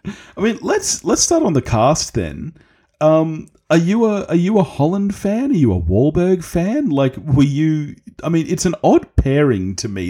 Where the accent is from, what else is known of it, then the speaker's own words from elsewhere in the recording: Australia; I'm Australian.